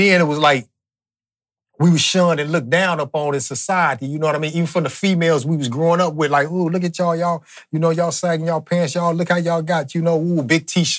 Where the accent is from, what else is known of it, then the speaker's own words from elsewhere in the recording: Long Beach, California, United States; also born or lived in Compton / Los Angeles / Dallas; I grew up in Long Beach